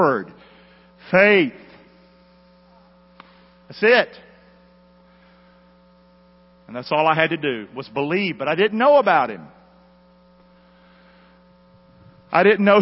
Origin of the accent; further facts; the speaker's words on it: United States; moved away; we grew up together in Carolina.